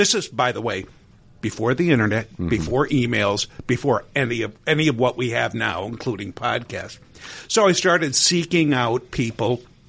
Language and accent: English; Scranton, Pennsylvania, United States; I'm a native of northeastern Pennsylvania.